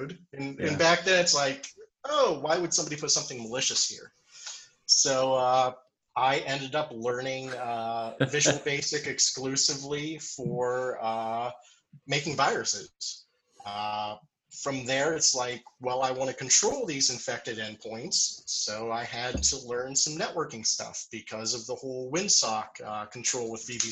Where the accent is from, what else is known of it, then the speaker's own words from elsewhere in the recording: Meadville, Pennsylvania, United States; also born or lived in Pittsburgh, Pennsylvania; I'm originally from Meadville, Pennsylvania, so about an hour north of here.